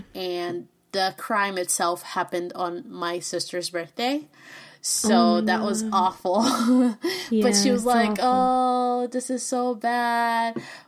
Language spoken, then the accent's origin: English; Brazil; accent: thick Brazilian; I speak Spanish, but I have a very thick Brazilian accent in Spanish